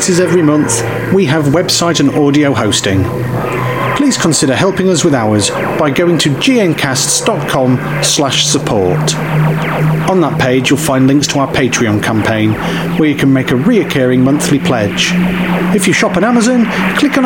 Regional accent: United Kingdom; I'm British.

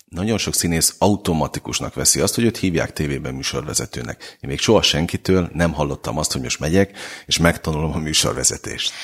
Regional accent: Salgótarján, Nógrád, Hungary; now in Budapest, Hungary; én is vidékről jövök, tehát egy Budapest Salgótarján út

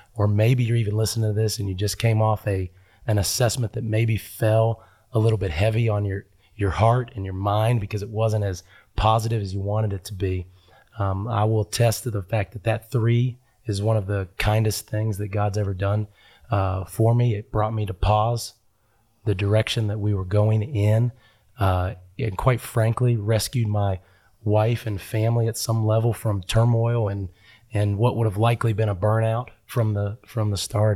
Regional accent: Huntington, West Virginia, United States; I am from West Virginia. That's where I was born and raised, a little town called

